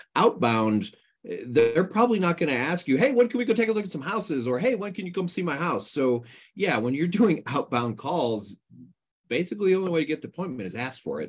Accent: East Coast, United States; moved away; I grew up on the East Coast

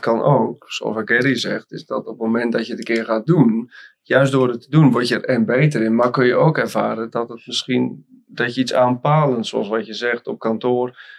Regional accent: Volendam, North Holland, Netherlands; Ik kom oorspronkelijk uit Noord-Holland, net boven Amsterdam. En om precies te zijn uit Volendam

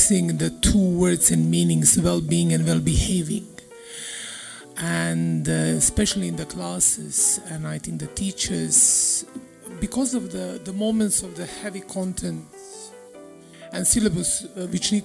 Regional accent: Serbia; English is a second language; moved away; I'm coming from Serbia

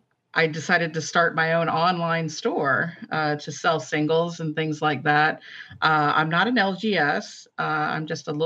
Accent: the South, United States; I actually end my sentences because I'm from the South.

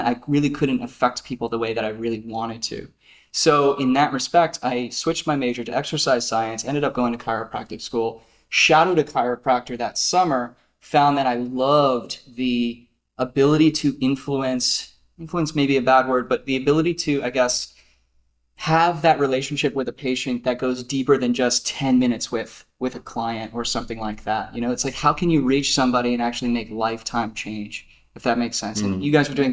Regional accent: New Jersey, United States; I come from New Jersey. In the backwoods of South Jersey

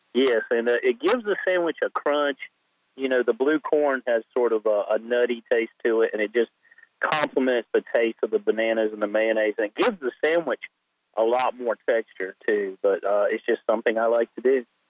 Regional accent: Raleigh, North Carolina, United States; I'm a native North Carolinian

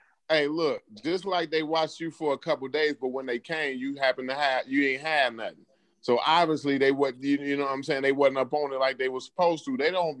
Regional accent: Charleston, United States; I'm from Charleston.

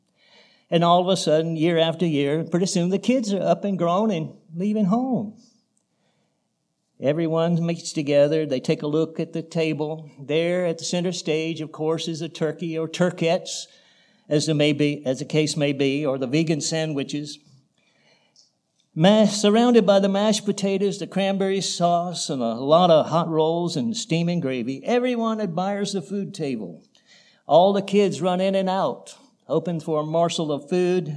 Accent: North Carolina, United States; moved away; I grew up in North Carolina on a tobacco farm

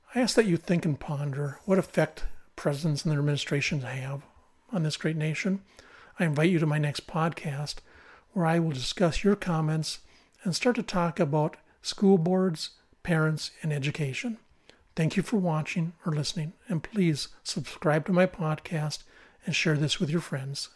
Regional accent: United States; As an American citizen

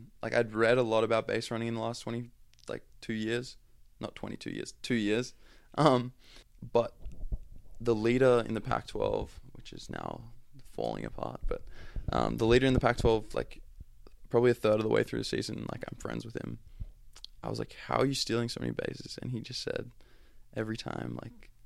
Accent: Australia; accent: Australian; moved away; my Australian accent

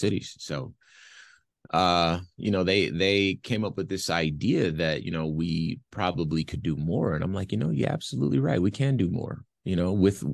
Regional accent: Los Angeles, California, United States; now in Phoenix, United States; I'm from Los Angeles

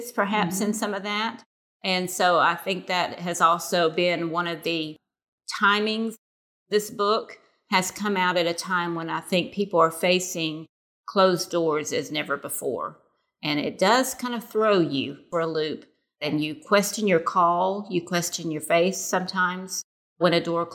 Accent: Murfreesboro, Tennessee, United States; moved away as an adult; We started an Arabic-speaking church in my hometown of Murfreesboro, Tennessee

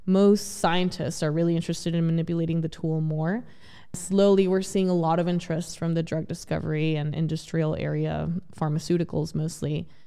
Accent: El Paso, Texas, United States; also born or lived in Ciudad Juarez, Mexico; I originally grew up in Ciudad Juarez, Mexico, and the border city of El Paso, Texas as well

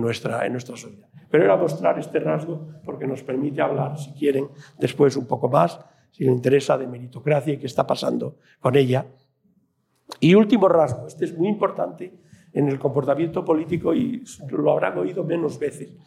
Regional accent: Puente Villarente, Castile and León, Spain; cuando yo estudié el bachillerato en mi pueblo, aquí en Puente Villarente

